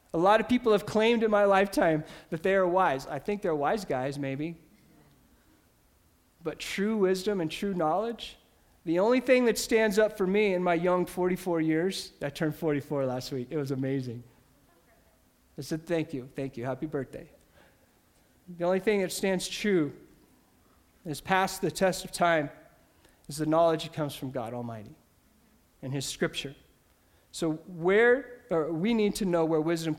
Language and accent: English; Ordway, Colorado, United States; I grew up in Ordway, Colorado